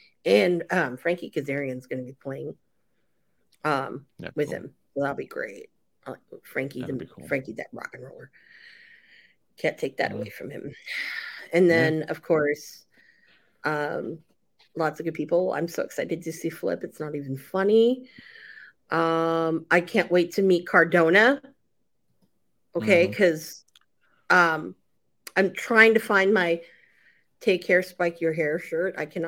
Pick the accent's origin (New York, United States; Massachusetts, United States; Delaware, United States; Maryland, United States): Delaware, United States; Yeah, I don't smell like chicken and you know, I'm from Delaware.